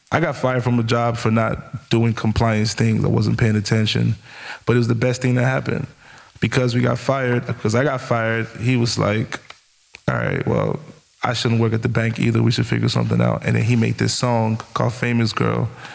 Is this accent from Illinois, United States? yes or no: yes; Chicago, Illinois, United States; It's funny because we know all his cousins because we're all from Chicago and we grew up with all his cousins.